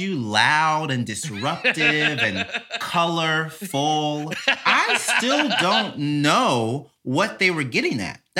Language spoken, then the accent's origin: English; Mississippi, United States; Born and raised in Mississippi.